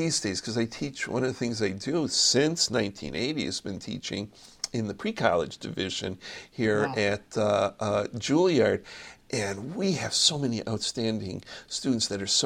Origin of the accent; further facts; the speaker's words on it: Middleburg Heights, Ohio, United States; moved away as an adult; now in New York City, United States; I grew up on the west side of Cleveland, a suburb of Middleburg Heights. That's my roots.